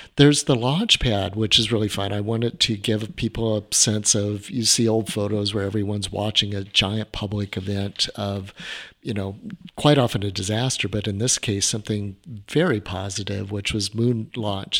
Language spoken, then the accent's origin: English; Orange County, California, United States; I grew up in Orange County, back when we had orange groves